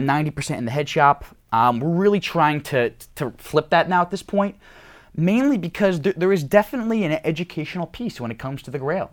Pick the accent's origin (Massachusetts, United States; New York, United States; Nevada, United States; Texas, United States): New York, United States; I'm from New York